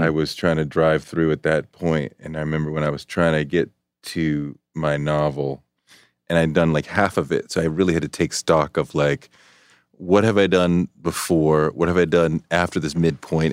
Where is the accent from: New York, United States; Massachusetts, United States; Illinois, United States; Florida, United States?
Massachusetts, United States; Boston; moved away; I grew up in Boston